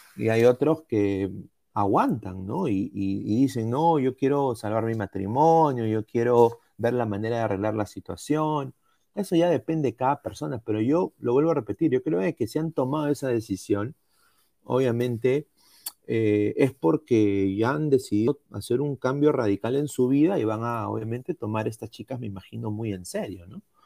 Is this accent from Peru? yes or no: yes; Peru; mi país